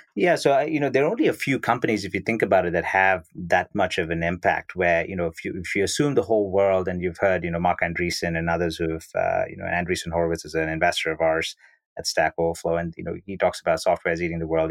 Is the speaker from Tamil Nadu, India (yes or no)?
no; Bangalore, Karnataka, India; originally I was born and brought up in Bangalore, India